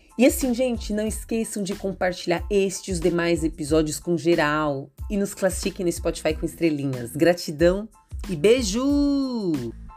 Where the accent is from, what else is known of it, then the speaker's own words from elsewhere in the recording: São Paulo, Brazil; eu sou de São Paulo capital